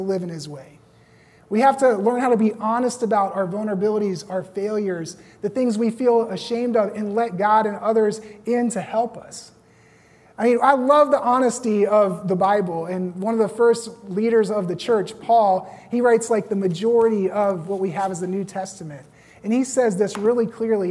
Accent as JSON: {"language": "English", "town": "Roanoke", "region": "Virginia", "country": "United States", "tie": "born or raised there", "also_born_or_lived": "Los Angeles", "moved": "as an adult", "said": "back in my hometown in Roanoke"}